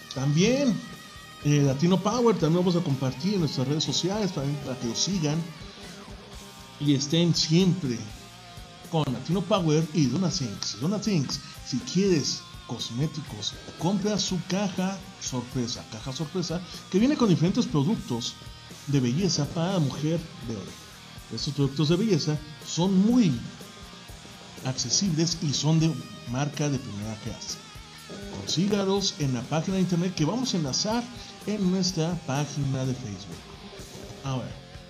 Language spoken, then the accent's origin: Spanish; Mexico; nosotros los mexicanos somos una raza que todavía somos fuertes